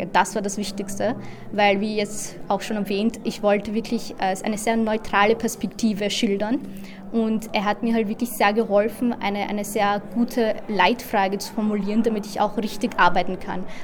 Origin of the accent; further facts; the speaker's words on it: India; Äh, also ich komme aus Indien und äh, also ein Teil von Kaschmir liegt halt in Indien und der andere dann eben in Pakistan.